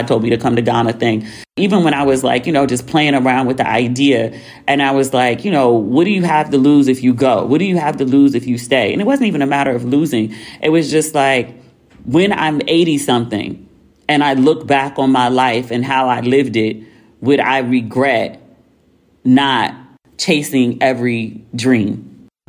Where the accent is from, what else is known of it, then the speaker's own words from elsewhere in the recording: New York City, New York, United States; St. John's between Kingston and Albany, Brooklyn.